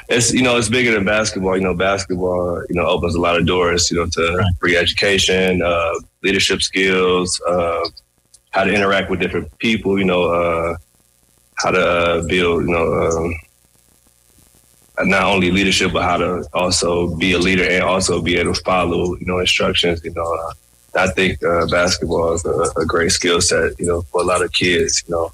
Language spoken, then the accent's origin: English; Benton Harbor, Michigan, United States; I grew up in Benton Harbor, like you said, went to high school there.